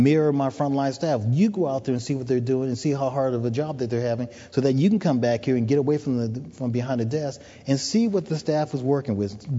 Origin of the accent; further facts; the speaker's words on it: United States; accent: American; moved away as an adult; now in Toronto, Canada; being an American with this wonderful accent that I have